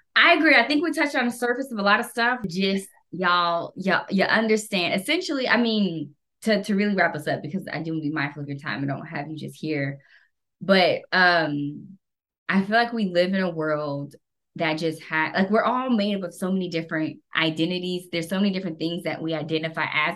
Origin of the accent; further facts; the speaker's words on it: United States; I'm fucking American